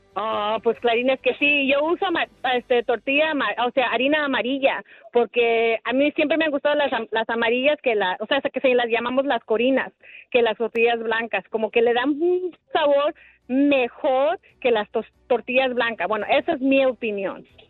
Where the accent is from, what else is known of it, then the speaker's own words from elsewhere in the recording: Los Angeles, California, United States; moved away as an adult; now in Phoenix, United States; Cuando me mudé a Phoenix, porque originalmente soy de Los Ángeles, cuando me mudé a Phoenix hace nueve años